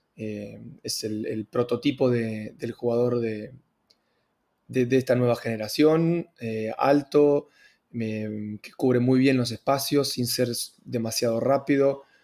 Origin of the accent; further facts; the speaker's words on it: Argentina; also born or lived in Italy; Hablo como argentino